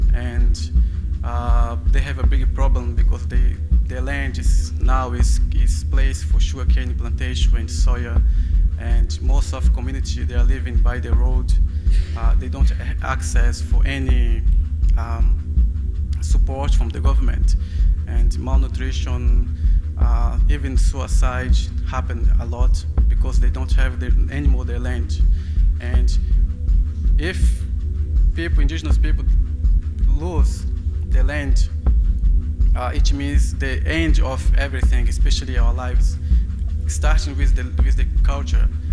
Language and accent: English; Brazilian Amazon, Brazil; English is a second language; moved away as an adult; now in London, United Kingdom